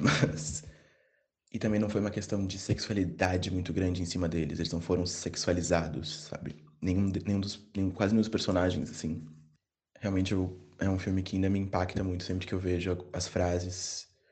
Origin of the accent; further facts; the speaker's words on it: Porto Alegre, Rio Grande do Sul, Brazil; now in Bagé, Brazil; eu sou original de Porto Alegre, nasci em Porto Alegre, mas moro em Bagé